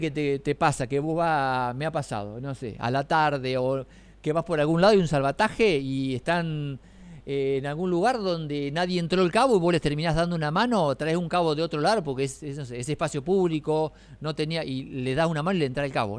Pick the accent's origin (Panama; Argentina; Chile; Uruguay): Argentina; Quequén, Buenos Aires Province; moved away as an adult; now in Necochea, Argentina; Yo fui toda la vida y me crié en Quequén, pero cuando, bueno, ya tengo más años de casado, cuando me casé me vine para acá